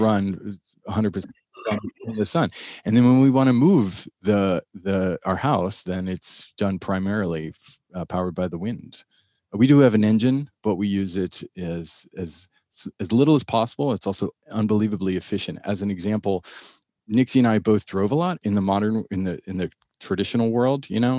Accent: Miami, Florida, United States; I grew up in Miami

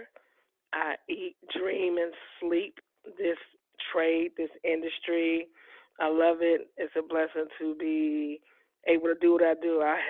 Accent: Chicago, Illinois, United States; I am from Chicago, Illinois

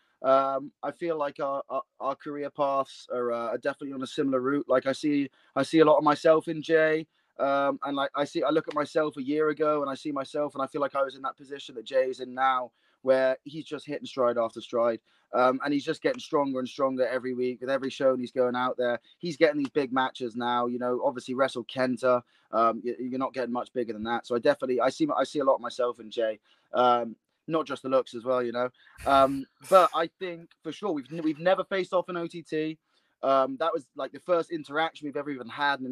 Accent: Bristol, South West England, United Kingdom; my hometown of Bristol

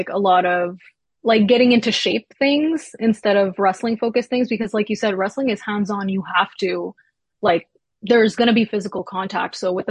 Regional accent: Quebec, Canada; also born or lived in Toronto; we moved here when I was 3, so I was really raised in Quebec. But yeah, I wasn't born here. I was born in Toronto.

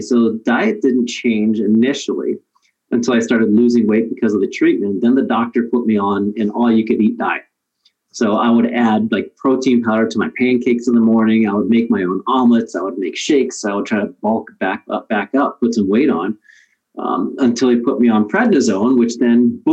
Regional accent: Willard, Ohio, United States; I was your normal, I guess, quote unquote, normal teenage kid growing up in Midwest Ohio, in Willard, Ohio

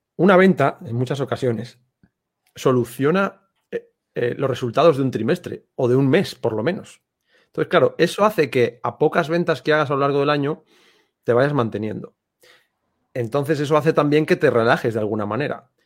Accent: Santander, Cantabria, Spain; moved away as an adult; now in Marbella, Spain; Yo soy de Santander, del norte de España

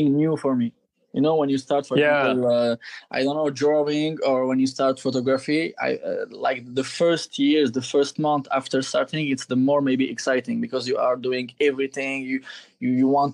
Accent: Algeria; moved away as an adult; now in Paris, France; I was born in Algeria and I grew up there.

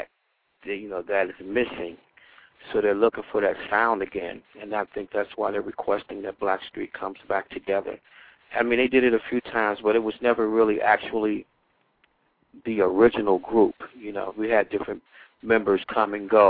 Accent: Cincinnati, Ohio, United States; moved away; also born or lived in Philadelphia; I'm originally from Cincinnati, Ohio

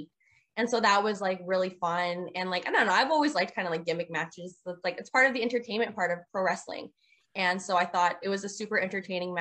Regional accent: Canada; moved away as an adult; I'm from Canada.

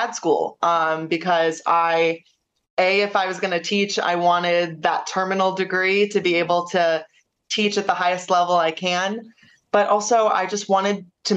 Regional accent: Cleveland, Ohio, United States; I was born and raised in Cleveland, Ohio.

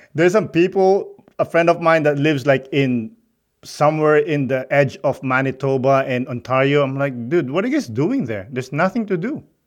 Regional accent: Philippines; moved away as an adult; also born or lived in Montreal; now in Canada; Growing up in the Philippines

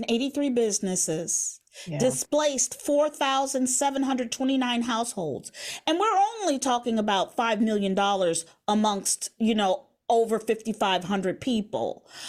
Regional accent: Chicago, Illinois, United States; where are you from, …? I go from the West Side

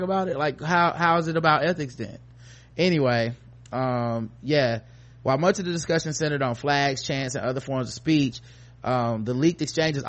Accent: the South, United States; I'm from the South.

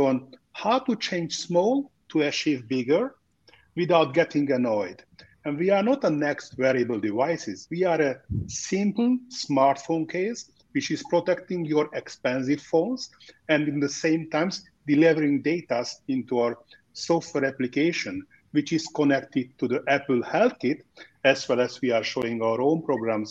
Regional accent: Budapest, Hungary; now in Miami, United States; I was born and raised in Budapest, Hungary, where I'm currently doing my show. Otherwise, we are living in sunny Miami

